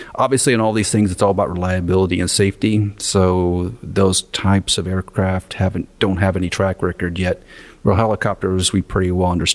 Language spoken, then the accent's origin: English; Nebraska, United States; now in Massachusetts, United States; I grew up in Nebraska